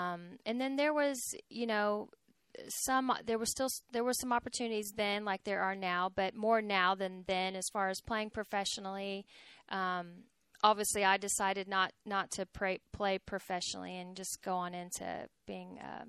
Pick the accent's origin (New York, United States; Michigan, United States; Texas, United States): Texas, United States; growing up in Texas, being a family person, I really wanted to stay in the state of Texas.